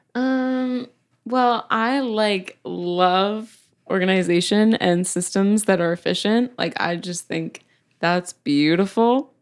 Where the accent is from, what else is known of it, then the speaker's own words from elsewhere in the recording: Calgary, Alberta, Canada; also born or lived in Edmonton; I grew up in Calgary